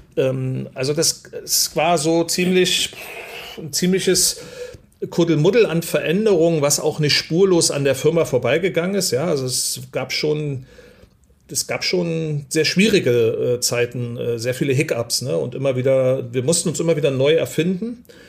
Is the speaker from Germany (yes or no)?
yes; East Germany, Germany; bin ich äh, in der DDR groß geworden, ähm, also in Ossi